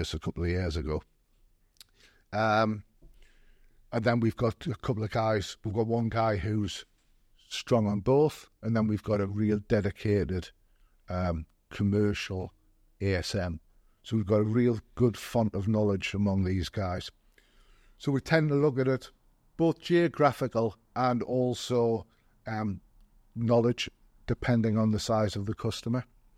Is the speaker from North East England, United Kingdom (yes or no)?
yes; Gateshead, North East England, United Kingdom; now in Durham, United Kingdom; I come from Gated originally. Literally half a mile from where the branch is. I've since moved to Durham because my wife was a Durham girl.